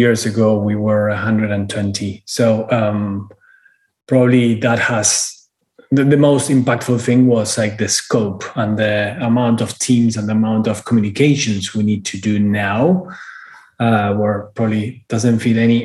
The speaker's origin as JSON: {"language": "English", "country": "Argentina", "tie": "born or raised there", "also_born_or_lived": "United Kingdom", "moved": "as an adult", "lives_now": "Miami, United States", "said": "born and raised in Argentina, moved to Europe when I was 30, lived in the UK for 10 years."}